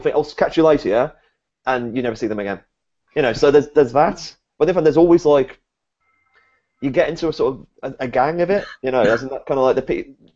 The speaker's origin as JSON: {"language": "English", "country": "United Kingdom", "said": "being a British guy"}